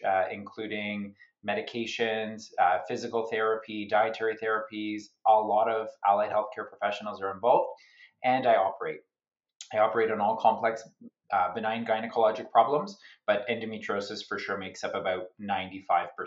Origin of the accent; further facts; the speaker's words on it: Canada; also born or lived in Sydney, Australia; I'm a Canadian